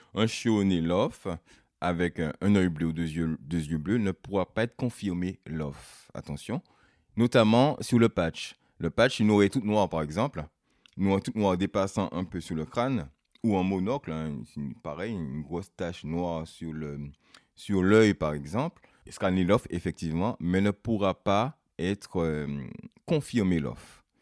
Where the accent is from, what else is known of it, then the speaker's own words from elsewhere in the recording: Martinique; now in Brittany, France; Je suis martiniquais d'origine. Ça fait maintenant 15 ans que je suis ici, en Bretagne.